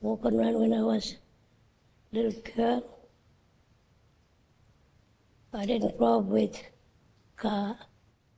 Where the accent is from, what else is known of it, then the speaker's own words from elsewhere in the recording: Arianga, Northern Territory, Australia; I born in a bush, in a creek. And I grew up in that country. In 1963, I moved from station to Arianga. I grew up in Arianga for school.